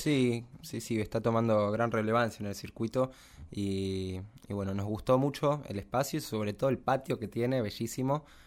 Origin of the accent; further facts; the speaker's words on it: Los Polvorines, Buenos Aires Province, Argentina; also born or lived in San Miguel; nací en San Miguel, pero me crié en Los Polvorines, al noroeste de la ciudad